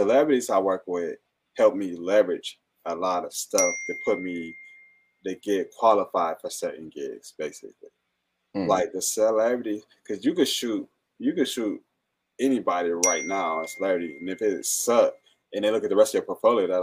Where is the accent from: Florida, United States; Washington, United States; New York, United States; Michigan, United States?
Michigan, United States; Fenkell and Wyoming; me being Black, I grew up on Finkel and Wynwood